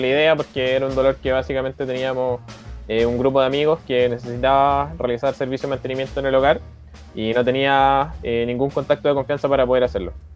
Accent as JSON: {"language": "Spanish", "area": "Fifth Region", "region": "Valparaíso", "country": "Chile", "said": "todos tenemos orígenes diferentes dentro de Chile, pero yo soy de la quinta región"}